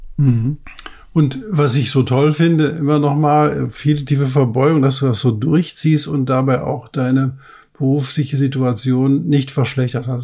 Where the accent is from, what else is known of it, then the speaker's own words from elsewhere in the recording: Ruhr area, North Rhine-Westphalia, Germany; ich komme aus dem Ruhrpott